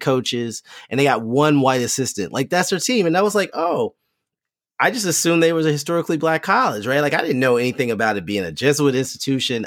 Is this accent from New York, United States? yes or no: no; Lexington, Kentucky, United States; Lexington, Kentucky, my hometown.